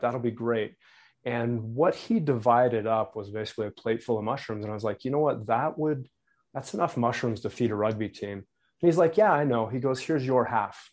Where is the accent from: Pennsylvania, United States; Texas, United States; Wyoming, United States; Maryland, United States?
Wyoming, United States; moved away; where I grew up in Wyoming